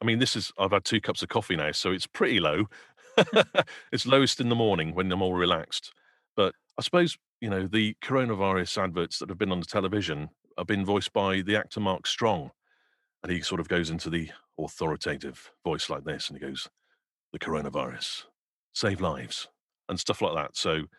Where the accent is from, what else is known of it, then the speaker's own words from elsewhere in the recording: Wales, United Kingdom; I'm actually Welsh and my Welsh accent's terrible.